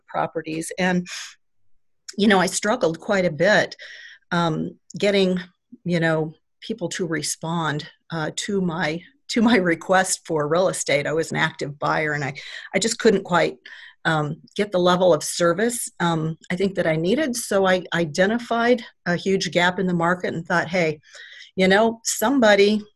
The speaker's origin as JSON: {"language": "English", "town": "Nebraska City", "region": "Nebraska", "country": "United States", "tie": "born or raised there", "said": "I'm a native, actually, of Nebraska City, so I was born and raised here"}